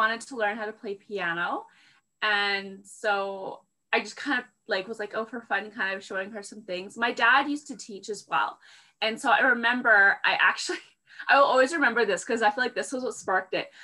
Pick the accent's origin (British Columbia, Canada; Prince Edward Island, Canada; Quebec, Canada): British Columbia, Canada; Vancouver; moved away as an adult; now in Fort McMurray, Canada; where I grew up in Vancouver, it's very temperate